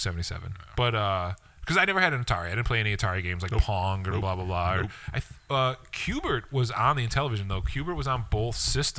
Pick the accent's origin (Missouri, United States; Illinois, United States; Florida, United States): Illinois, United States; Blue Island; I grew up in Blue Island.